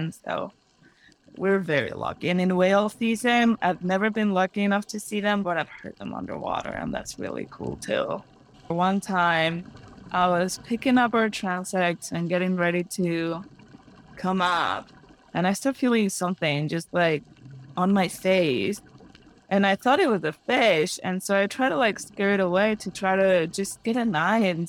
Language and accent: English; Mexico City, Mexico; moved away; I'm native from Mexico. I was born and raised in Mexico City